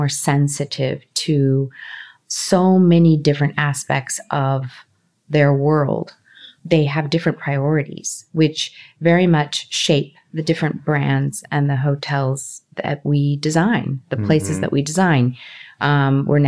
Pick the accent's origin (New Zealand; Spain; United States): United States; Los Angeles, California; also born or lived in Colombia; I grew up in Los Angeles. I grew up in California, Southern California